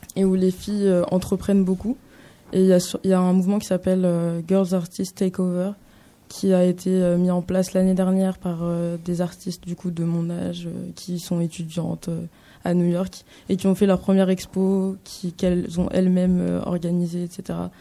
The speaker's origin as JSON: {"language": "French", "country": "France", "tie": "born or raised there", "said": "j'habite en France, j'ai grandi en France"}